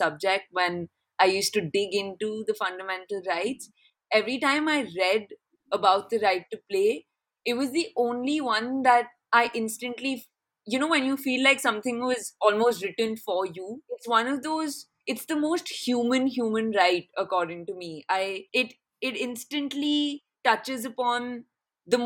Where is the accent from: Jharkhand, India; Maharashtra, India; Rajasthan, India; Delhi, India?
Delhi, India; Delhi, yeah, which is my hometown